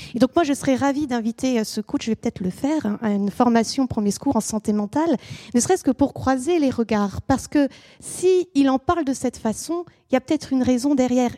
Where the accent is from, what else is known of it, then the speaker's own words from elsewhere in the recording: France; also born or lived in England; chez nous en France